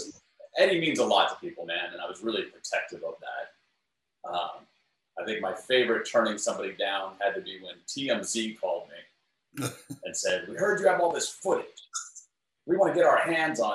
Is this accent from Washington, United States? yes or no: no; New York, United States; I'm from New York